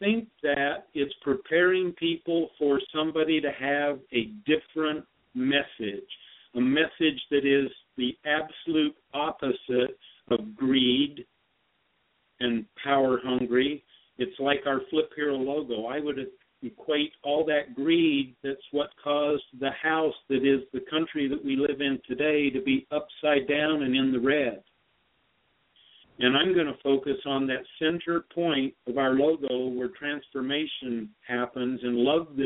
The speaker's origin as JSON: {"language": "English", "region": "Utah", "country": "United States", "said": "I'm a Western guy. I'm from Utah."}